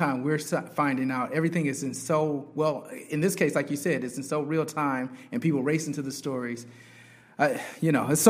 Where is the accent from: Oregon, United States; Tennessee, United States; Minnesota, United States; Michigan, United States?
Michigan, United States; Flint; Growing up in Flint